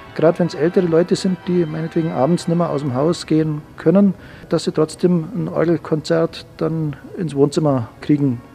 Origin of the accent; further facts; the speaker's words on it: Bambeuren, Bavaria, Germany; also born or lived in Salzburg; Ich bin ja gebürtig aus Bambeuren, 15 Kilometer weg. Kenne Schongau sehr gut, weil ich hier ins Gymnasium